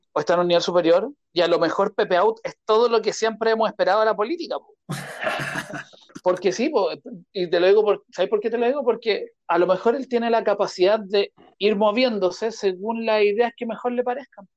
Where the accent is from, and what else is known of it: Chile